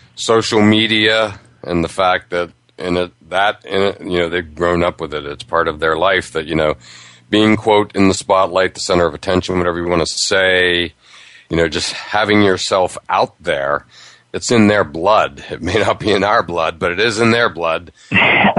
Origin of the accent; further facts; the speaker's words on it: near Pittsburgh, Pennsylvania, United States; I grew up near Pittsburgh